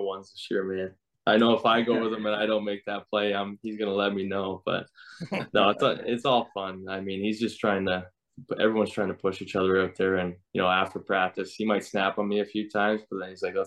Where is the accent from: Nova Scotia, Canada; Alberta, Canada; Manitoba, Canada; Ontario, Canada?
Nova Scotia, Canada; hometown about 40 minutes from Halifax; now in near Halifax, Canada; I always lived like in my hometown after my first couple years pro